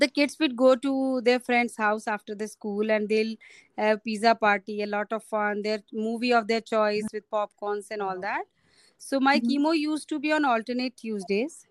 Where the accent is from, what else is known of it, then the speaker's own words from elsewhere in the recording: Rajasthan, India; I am from Rajasthan